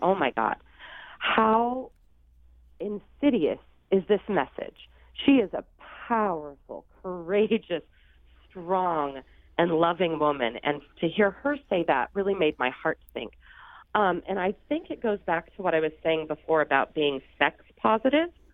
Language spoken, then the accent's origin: English; Sandoval, Illinois, United States; now in New York, United States; I grew up in Sandoval, Illinois, um, in southern, and it's a small farm town.